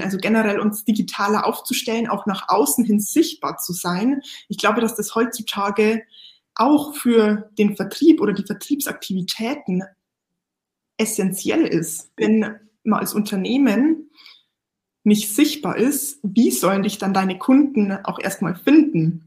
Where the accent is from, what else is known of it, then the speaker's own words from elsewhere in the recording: Lower Bavaria, Germany; Ich bin ja, wie gesagt, damit aufgewachsen in Niederbayern